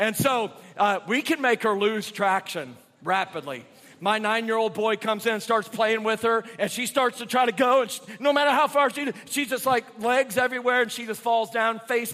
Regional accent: Indiana, United States; moved away as an adult; now in South Carolina, United States; I was raised in Indiana, but I moved to South Carolina in 1998. So I guess I've been there about half my life.

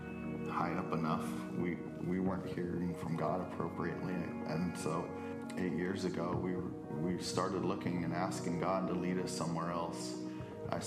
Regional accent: South Georgia, United States; now in Alaska, United States; I grew up in South Georgia

